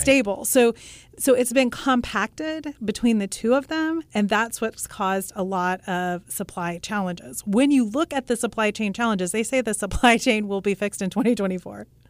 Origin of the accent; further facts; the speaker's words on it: Russell, Kansas, United States; I grew up in Russell, Kansas